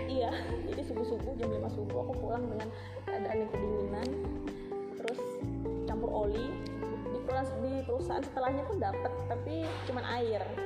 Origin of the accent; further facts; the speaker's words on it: Java, Indonesia; moved away; aku itu dulu waktu kecil aku kan besar di Jawa